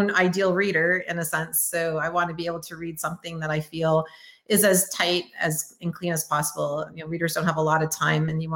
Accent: Canada; also born or lived in Windsor, Ontario; now in Oklahoma, United States; I'm Canadian

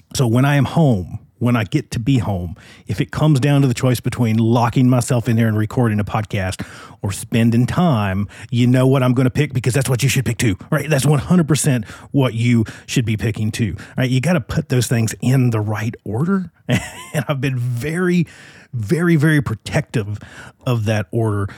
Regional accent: Virginia, United States; now in Phoenix, United States; I'm in my home state, not on my home turf, but in my home state of Virginia.

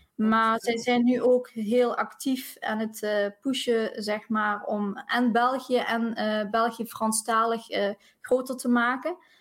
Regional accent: South Limburg, Netherlands; accent: Limburg; Ik eh, woon in Limburg, Zuid-Limburg, dus misschien eh, hoor je het ook aan mijn accentje

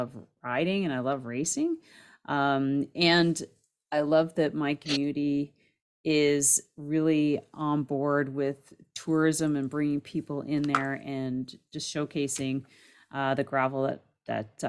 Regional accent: Canada; I'm Canadian

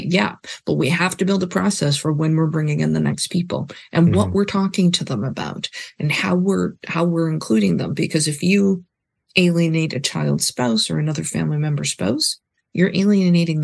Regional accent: Canada; also born or lived in Vancouver; we're from Canada and I think we're both children of immigrants

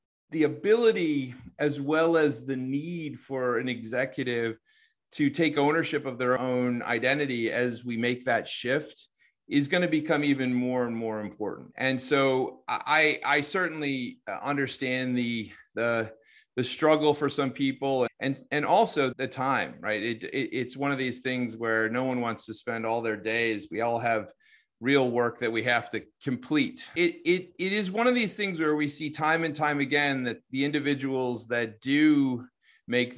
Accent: United States; accent: American; my American accent

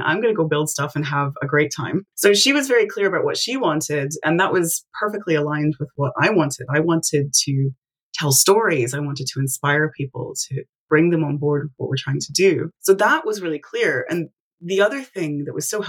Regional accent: Tennessee, United States; I'm from Tennessee, but I actually live on the internet

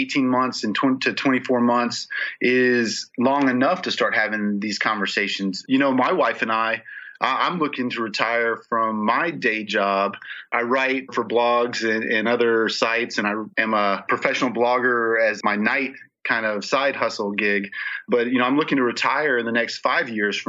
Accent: Charleston, South Carolina, United States; moved away; my hometown of Charleston, South Carolina

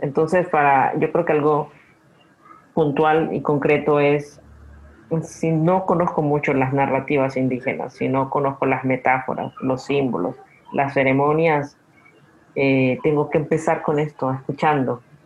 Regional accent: Guna Yala, Panama; yo soy de la isla del Cangrejo eh, eh o soy de la isla donde nace el sol, porque mi mamá también es de allí

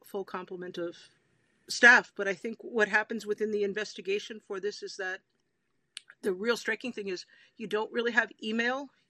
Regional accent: Illinois outside of Chicago, United States; moved away; also born or lived in New Jersey; I grew up in Illinois outside of Chicago

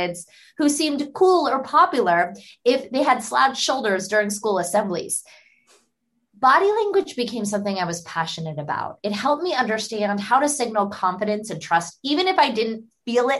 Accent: Pittsburgh, Pennsylvania, United States; I grew up in Pittsburgh, Pennsylvania.

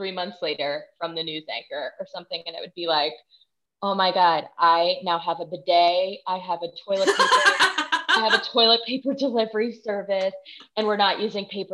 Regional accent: Texas, United States; moved away; I'm from Texas originally

